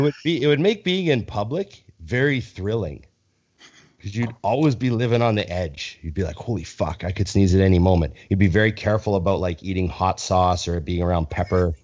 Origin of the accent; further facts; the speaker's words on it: Canada; as a Canadian